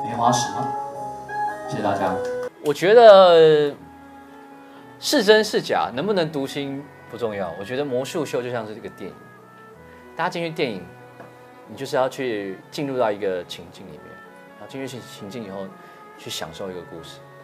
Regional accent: Taiwan; 我是台湾的

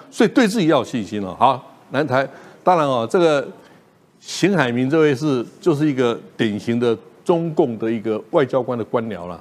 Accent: Taiwan; 我们台湾人

